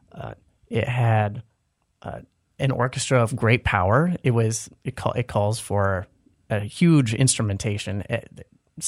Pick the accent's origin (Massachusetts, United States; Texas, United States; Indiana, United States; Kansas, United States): Kansas, United States; Stafford County; I grew up on a farm in Stafford County, Kansas, which is roughly the dead center of Kansas